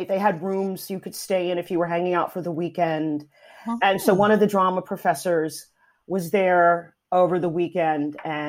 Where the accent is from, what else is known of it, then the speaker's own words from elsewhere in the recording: New Jersey, United States; moved away; also born or lived in New York City; originally? I'm from New Jersey.